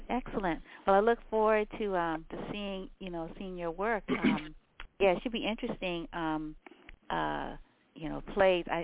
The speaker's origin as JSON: {"language": "English", "town": "San Francisco", "region": "California", "country": "United States", "tie": "born or raised there", "said": "I grew up in San Francisco as well"}